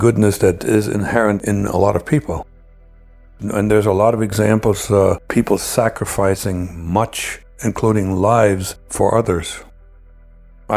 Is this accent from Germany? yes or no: yes; Germany; moved away as an adult; now in United States; I really still had some loyalty towards my home country, East Germany